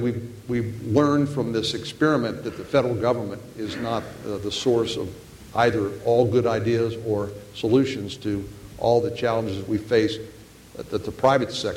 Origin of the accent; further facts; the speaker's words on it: Texas, United States; I believe that Texans are conservative, but we are fundamentally a practical